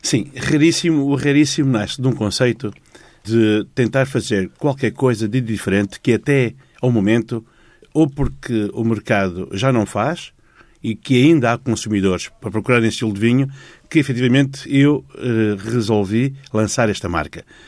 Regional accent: Dondo, Cuanza Norte, Angola; os alemães instalaram a fábrica da ECA no centro de Angola, hum. de onde eu sou originário

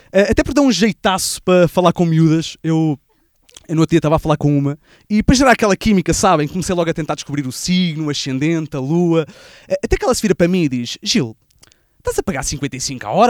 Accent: Barreiro, Setúbal, Portugal; A, a cena é que eu sou do Barreiro e como o meu carro é gasolina

